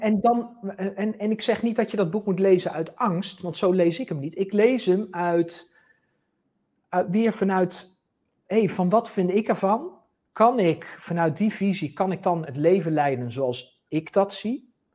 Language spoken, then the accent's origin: Dutch; Netherlands; wij als Nederlanders